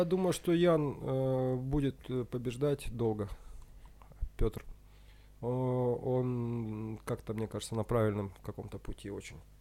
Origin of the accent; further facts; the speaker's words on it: Usinsk, Komi Republic, Russia; moved away as an adult; also born or lived in Kyiv, Ukraine; now in Moscow, Russia; я парень из Усинска